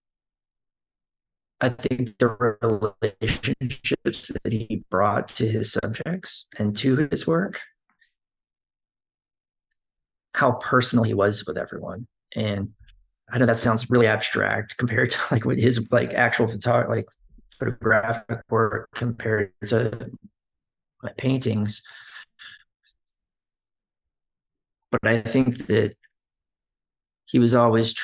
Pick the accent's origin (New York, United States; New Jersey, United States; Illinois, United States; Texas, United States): Texas, United States; moved away; I grew up in Texas